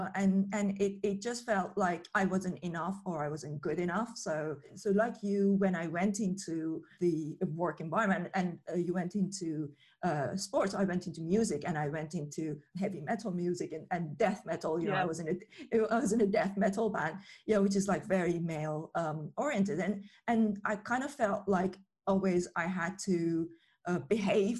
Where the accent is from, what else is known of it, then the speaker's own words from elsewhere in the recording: Iran; moved away; I grew up in Iran